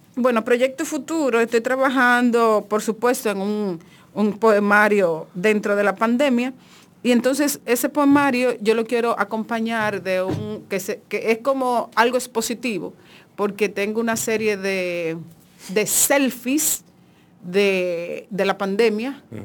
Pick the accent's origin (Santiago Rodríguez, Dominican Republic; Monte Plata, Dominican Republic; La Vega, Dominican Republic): Monte Plata, Dominican Republic; yo soy de Monteplata